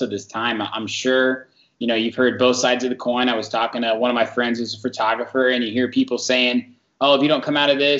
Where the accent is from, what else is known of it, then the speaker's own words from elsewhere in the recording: Zionsville, Indiana, United States; I'm from a smaller town outside Indianapolis called Zionsville, Indiana.